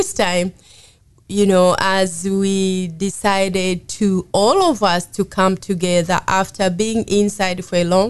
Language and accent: English; Tanzania; moved away as an adult; now in Winston-Salem, United States; I'm from Tanzania, East Africa, and I've been here since for 20 plus years now in Winston-Salem.